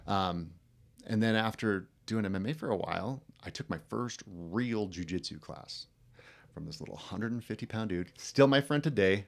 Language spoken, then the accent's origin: English; Delta Junction, Alaska, United States; I grew up in a rural town uh, called Delta Junction